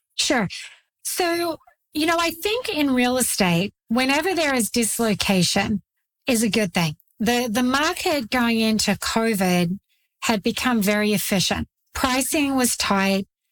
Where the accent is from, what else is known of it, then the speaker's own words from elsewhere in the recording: Australia; moved away as an adult; now in United States; I grew up in Australia, the land down under. I grew up very rural in a dairy farming community